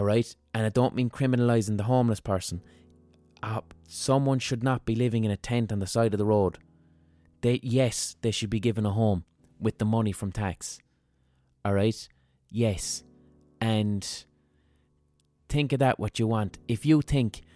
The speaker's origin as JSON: {"language": "English", "town": "Limerick", "region": "Munster", "country": "Ireland", "tie": "born or raised there", "said": "growing up in Limerick"}